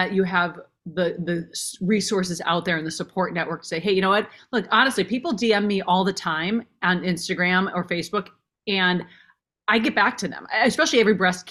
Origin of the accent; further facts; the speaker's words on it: Minnesota, United States; I grew up in Minnesota.